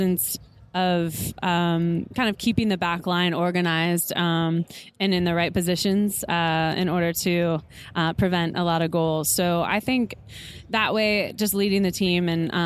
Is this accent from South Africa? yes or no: no; Northern Virginia, United States; now in Orlando, United States; I'm from Northern Virginia, so about 30 miles south of D.C.